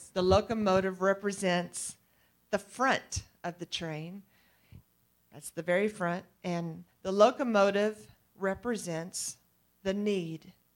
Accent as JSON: {"language": "English", "region": "East Texas", "country": "United States", "said": "I'm from East Texas"}